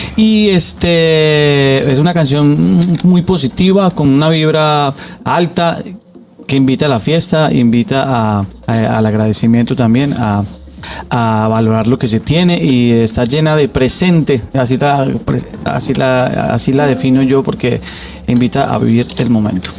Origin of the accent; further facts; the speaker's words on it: Colombia; moved away as an adult; now in Dominican Republic; ya no puedo decir que soy solamente colombiano, soy como colombo dominicano